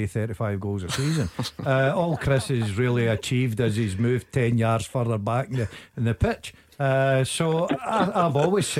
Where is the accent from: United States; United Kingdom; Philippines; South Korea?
United Kingdom; Scotland; born or raised there